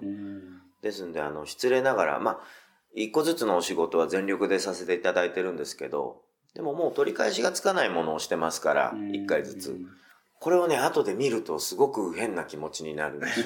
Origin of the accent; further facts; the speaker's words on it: Tokyo, Japan; 中目黒は本当、もう僕、ここしか故郷がないんですよ